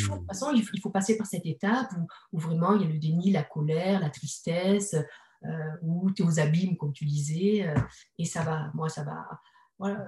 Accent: Bordeaux, Nouvelle-Aquitaine, France; now in Toulouse, France; De Bordeaux. Moi, je suis bordelaise.

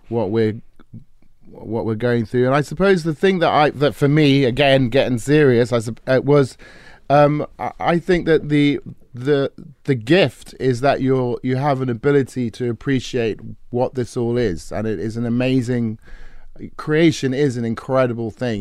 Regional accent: England, United Kingdom; I grew up in England

